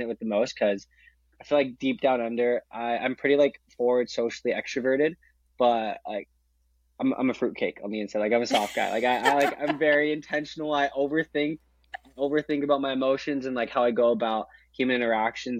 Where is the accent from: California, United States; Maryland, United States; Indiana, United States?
California, United States; San Jose; now in San Diego, United States; growing up in San Jose